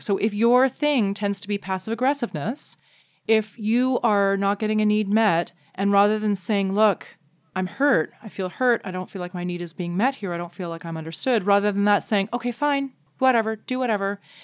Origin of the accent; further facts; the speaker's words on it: Canada; as a Canadian